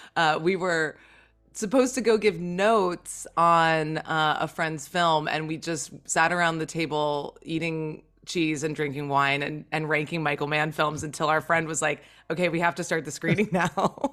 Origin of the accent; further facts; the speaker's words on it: St. Croix, U.S. Virgin Islands; a fellow Caribbean native like me. I'm from St. Croix.